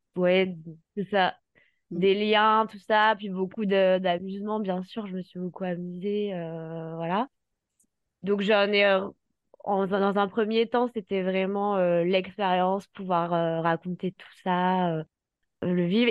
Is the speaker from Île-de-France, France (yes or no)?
yes; Paris, Île-de-France, France; je, suis originaire du sud de la France, mais j'ai grandi à Paris.